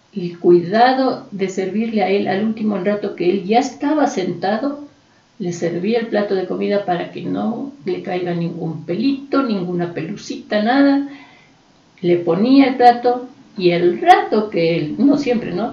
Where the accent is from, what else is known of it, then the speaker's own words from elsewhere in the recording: Quito, Pichincha, Ecuador; somos de aquí, de la Vicentina, porque hemos estado cerca